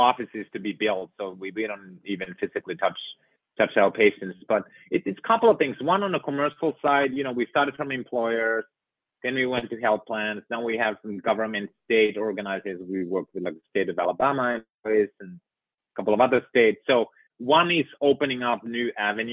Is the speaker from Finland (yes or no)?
yes; Finland; moved away; living in and growing up in Finland